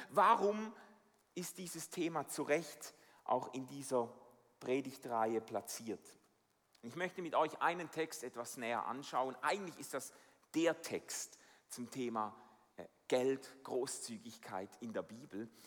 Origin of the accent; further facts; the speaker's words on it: Switzerland; Also ich bin als Schweizer mit dem unerschütterlichen Vertrauen in die Schweizer Banken aufgewachsen.